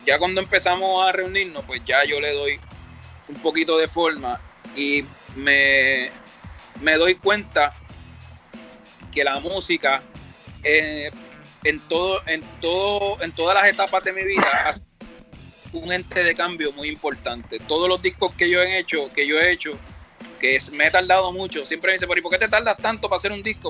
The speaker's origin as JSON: {"language": "Spanish", "town": "Carolina", "country": "Puerto Rico", "tie": "born or raised there", "also_born_or_lived": "Villa Palmera, San Juan, Puerto Rico", "said": "yo viví muchos años en Carolina y me crié prácticamente en Carolina. Yo nací en Villa Palmera, me fui para Carolina, después vuelvo a Villa Palmera"}